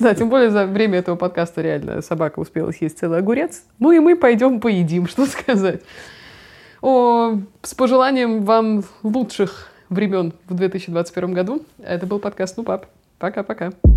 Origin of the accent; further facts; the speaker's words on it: Russia; Я там одна была из России